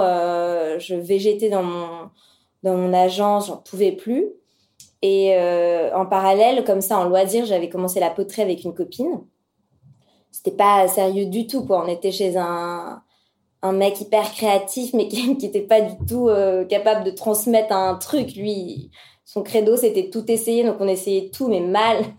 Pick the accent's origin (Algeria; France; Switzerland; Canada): France; Paris, Île-de-France; also born or lived in London; j'ai 32 ans et je suis parisienne